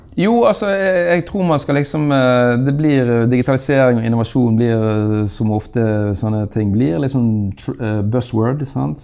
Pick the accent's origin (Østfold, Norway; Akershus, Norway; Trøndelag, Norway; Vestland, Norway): Vestland, Norway; Bergen; nå er jeg bergenser og fra Handelshøyskolen